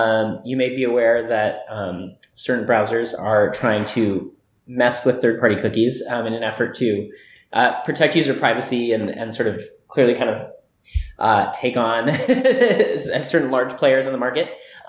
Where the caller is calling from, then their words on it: Portland, Oregon, United States; now I'm calling in from Portland, Oregon.